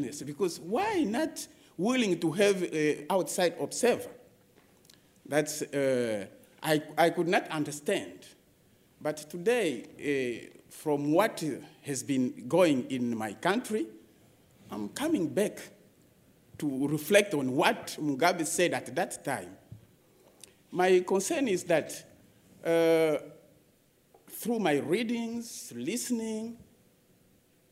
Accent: Kinshasa, DR Congo; also born or lived in Zimbabwe; now in United States; I'm from the Democratic Republic of Congo, special from Kinshasa.

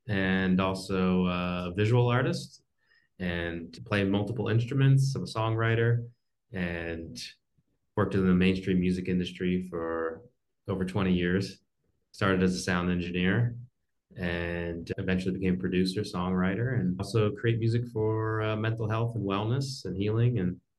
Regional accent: New Jersey, United States; I grew up in New Jersey and close to Philadelphia.

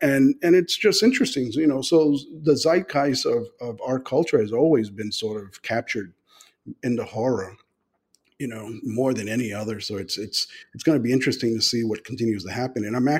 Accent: New York City, New York, United States; I grew up in the South Bronx

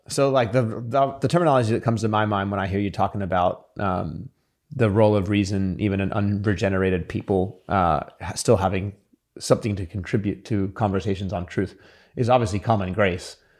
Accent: United States; also born or lived in Sydney, Australia; I was born in Sydney, but I grew up in America from the age of seven

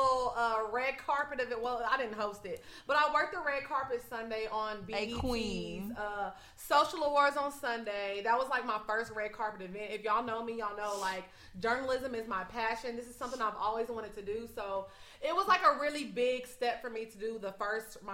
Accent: Orange, Texas, United States; moved away; I'm from Orange, Texas, y'all. Right. It's a very, very small town. And not a lot of people get out of Orange.

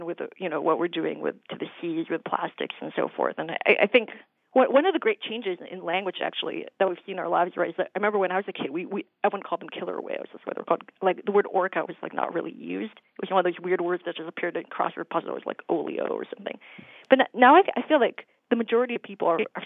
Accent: Minnesota, United States; now in New Hampshire, United States; I grew up in Minnesota, and we'd go to the state fair every year

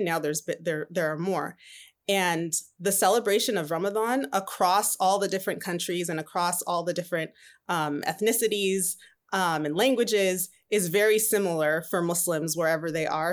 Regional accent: Southern California, United States; also born or lived in Atlanta, Georgia; So I grew up in Southern California all my life. I consider myself a Cali girl.

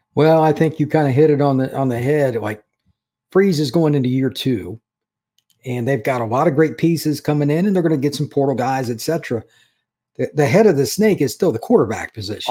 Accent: Indiana, United States; I grew up in Indiana

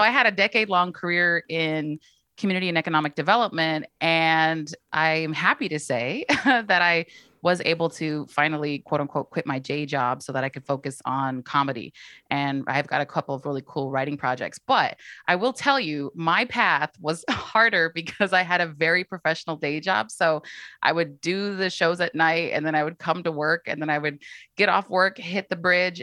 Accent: East Bay, California, United States; I'm born and raised in the East Bay

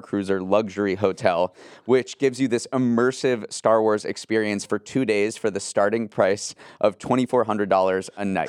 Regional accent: Western Massachusetts, United States; growing up in Western Massachusetts

